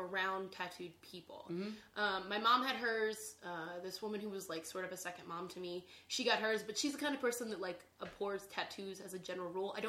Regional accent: outside of Annapolis, Maryland, United States; When I was growing up, I grew up in Maryland

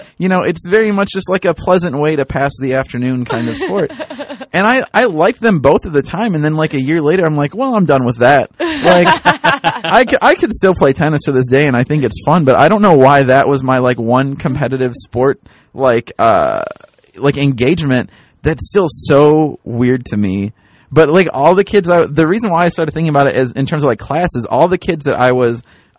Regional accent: United States; I grew up in the Quad Cities, and we were kind of like upper middle class Quad Cities.

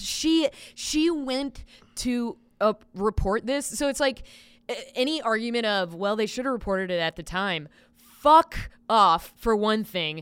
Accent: Lancaster, South Carolina, United States; my hometown has a branch of the University of South Carolina called U, University of South Carolina Lancaster

